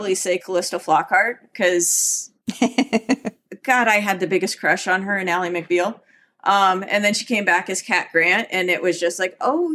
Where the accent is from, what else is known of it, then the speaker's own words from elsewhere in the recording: Southern California, United States; now in Minnesota, United States; I grew up in Southern California surfing